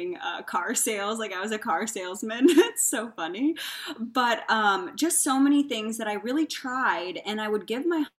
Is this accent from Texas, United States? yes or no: no; Indiana, United States; moved away as an adult; also born or lived in Arizona / California; now in Phoenix, United States; I grew up in Indiana and then I decided I wanted more opportunity, came out to Arizona